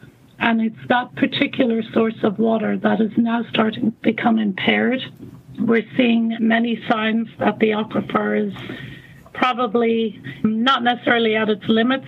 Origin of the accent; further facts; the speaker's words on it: Ireland; now in United States; Well, you can probably tell from my accent that I'm not from the U.S. I'm actually Irish, and I graduated from a university in Northern Ireland with a degree in environmental science in the late 80s.